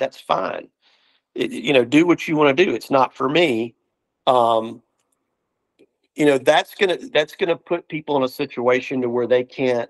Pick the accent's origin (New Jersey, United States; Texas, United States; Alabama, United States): Alabama, United States; growing up in the South